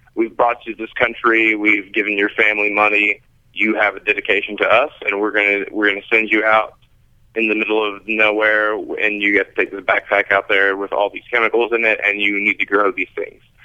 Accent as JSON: {"language": "English", "region": "Kentucky", "country": "United States", "tie": "born or raised there", "moved": "yes", "said": "born and raised in Kentucky"}